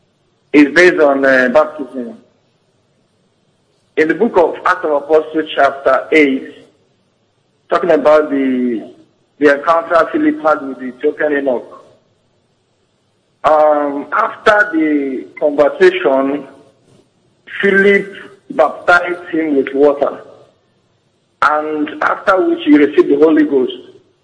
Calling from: Ondo, Nigeria; I'm calling from Ondo State. Good evening, sir.

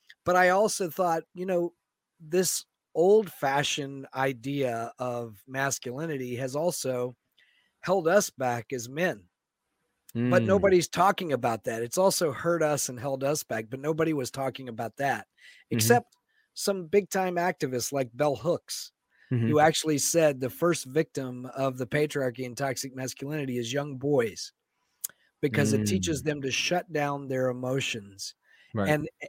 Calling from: Seattle, Washington, United States; also born or lived in Florida; Seattle, Washington.

